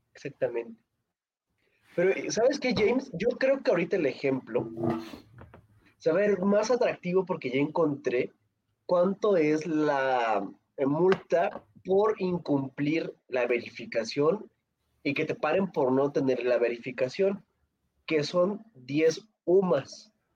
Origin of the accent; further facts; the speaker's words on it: State of Mexico, Mexico; yo soy del Estado de México